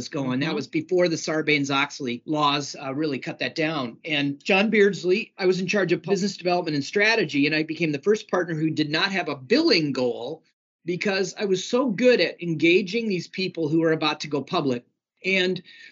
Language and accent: English; Sioux Falls, South Dakota, United States; moved away as an adult; also born or lived in St. Peter, Minnesota; I grew up in Sioux Falls, South Dakota